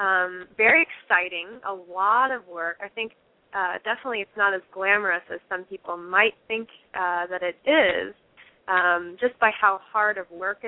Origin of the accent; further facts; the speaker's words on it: Fairfield, Iowa, United States; moved away as an adult; also born or lived in Los Angeles, California; I grew up here in Fairfield, and then in 2004, I moved to Los Angeles.